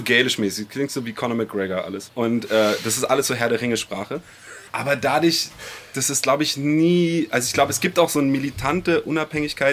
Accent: Berlin, Germany; weil ich bin ja Kreuzberger.

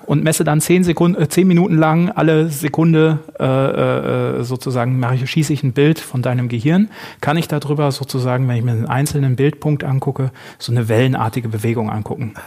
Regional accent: North Rhine-Westphalia, Germany; moved away as an adult; also born or lived in Essen; wollte dann ein bisschen wieder in Richtung alte Heimat. Ich komme aus Südwestfalen

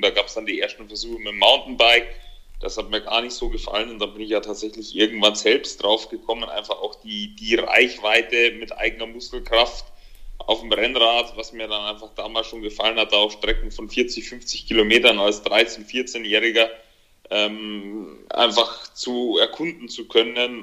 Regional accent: Germany; hier bei uns in Deutschland, in Europa

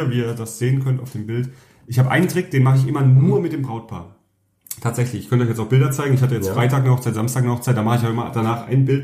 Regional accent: Southern Germany, Germany; ich komme ja ursprünglich aus Süddeutschland

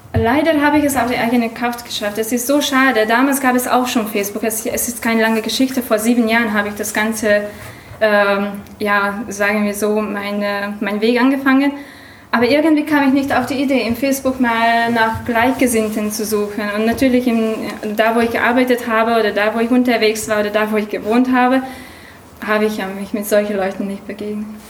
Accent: Hungary; German is a second language; now in Germany; Ich komme ursprünglich aus Ungarn, also Entschuldigung für meinen Akzent und für mein Deutsch

